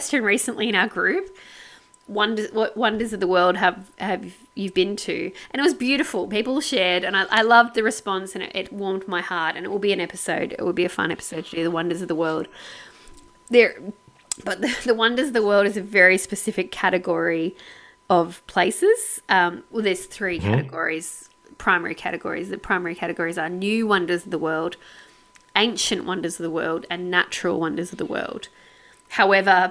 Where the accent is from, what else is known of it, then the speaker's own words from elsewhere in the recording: Sydney, New South Wales, Australia; we're from Sydney